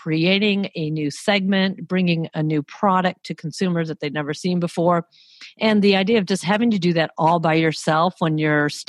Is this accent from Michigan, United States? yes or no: yes; Detroit, Michigan, United States; moved away as an adult; also born or lived in Paris, France / California / Brazil; I'm from the Motor City, Motor City …, born and raised there